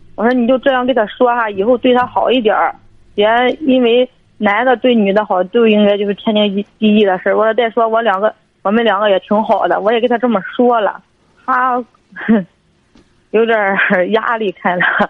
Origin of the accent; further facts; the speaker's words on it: Dezhou, Shandong, China; 我是那个德州这一块儿的